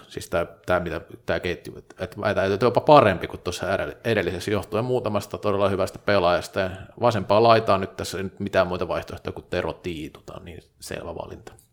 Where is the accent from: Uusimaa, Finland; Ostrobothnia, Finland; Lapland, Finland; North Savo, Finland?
Ostrobothnia, Finland; Vaasa; moved away as an adult; also born or lived in Tampere; kun olin parikymppinen, niin tota, Vaasassa ei salibändi pelattu. Sitten muutin Tampereelle